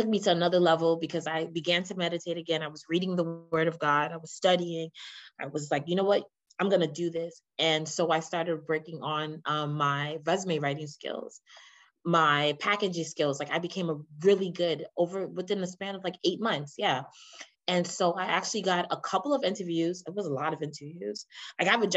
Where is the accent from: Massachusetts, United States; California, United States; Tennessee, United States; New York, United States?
New York, United States; New York City; I'm from the Bronx in New York